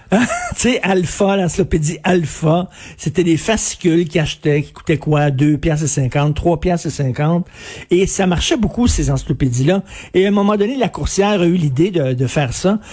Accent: Montreal, Quebec, Canada; quand j'étais jeune, moi je viens de Verdun, là, un milieu très populaire

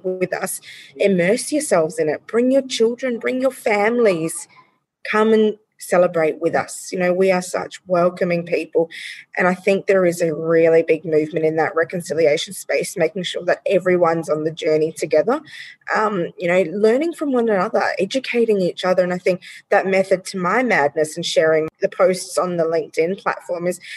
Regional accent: Australia; We as the Australian community

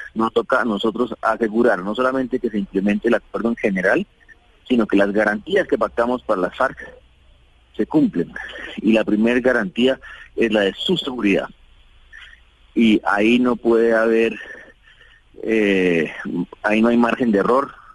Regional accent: Colombia; como colombianos

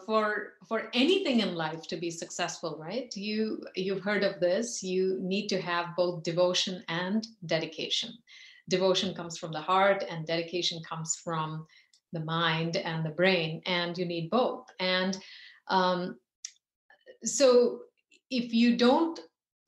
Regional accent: India; growing up in India

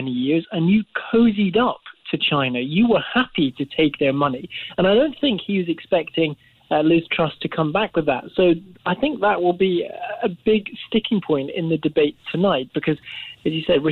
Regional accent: Scotland, United Kingdom; now in London, United Kingdom; growing up in Scotland

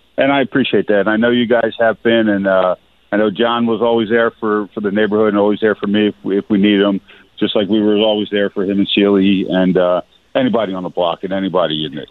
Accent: Philadelphia, Pennsylvania, United States; I grew up in South Philly. I lived in South Philly.

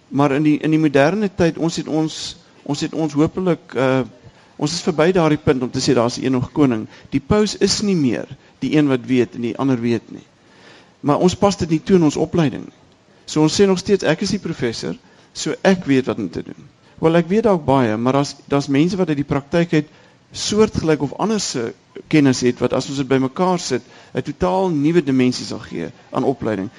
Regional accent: South Africa

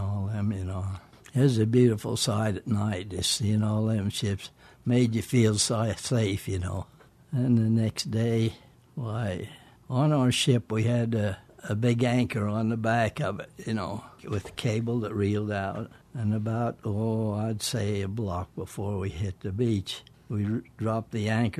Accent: Provo, Utah, United States; also born or lived in Emmett, Idaho; I was born in Provo, Utah, and my dad and mother lived

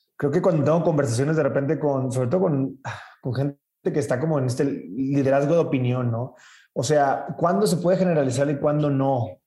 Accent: Sinaloa, Mexico; soy sinaloense

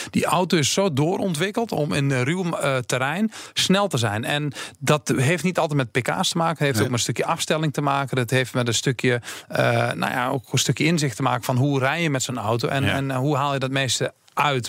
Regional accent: Achterhoek, Gelderland, Netherlands; in de Achterhoek, waar ik vandaan kom

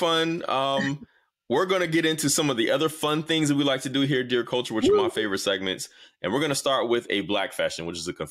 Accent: the South, United States; I'm a Southerner

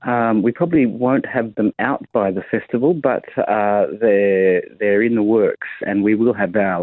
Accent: Parkes, New South Wales, Australia; also born or lived in Sydney; I grew up in Parks.

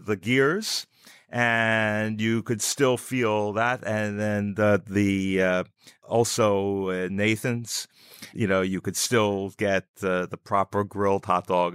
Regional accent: New York City, New York, United States; I grew up in Coney Island. Went to New York City Public Schools

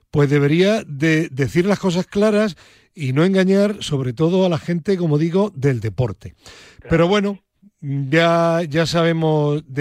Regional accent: Andalusia, Spain; Jaca y mi tierra, Sierra

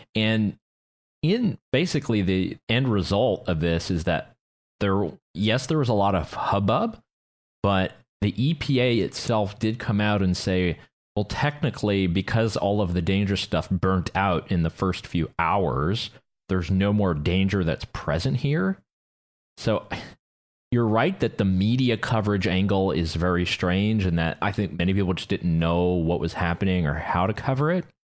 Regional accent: Canada; I did my part as a Canadian citizen who has a vote

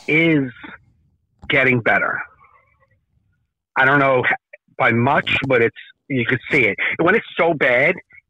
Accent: Jersey City, New Jersey, United States; I grew up in Jersey City, Hudson County, same place as Joey Coco Diaz.

